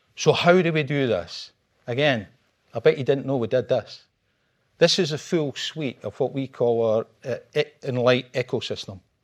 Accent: Scotland, United Kingdom; I'm Scottish

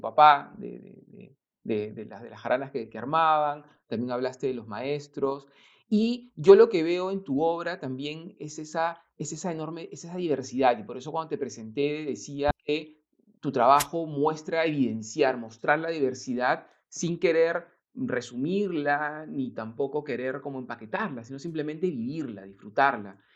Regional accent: Lima, Peru; yo nací en Lima

